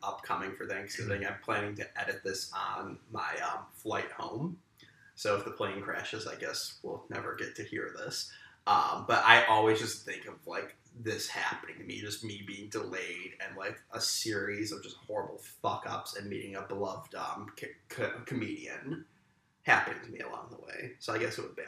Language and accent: English; New York, United States; moved away; New York State for where we're all from